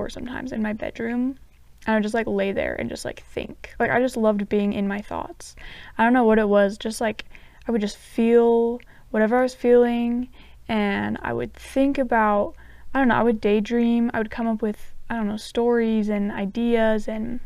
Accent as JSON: {"language": "English", "region": "southern Utah", "country": "United States", "tie": "born or raised there", "moved": "as an adult", "lives_now": "Provo, United States", "said": "I'm from Utah. I grew up in a really small town in southern Utah, but right now I live in the Provo area"}